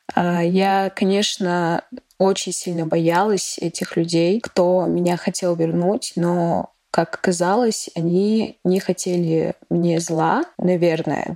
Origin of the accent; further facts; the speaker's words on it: Ingushetia, Russia; мне 20 лет, я из Ингушетии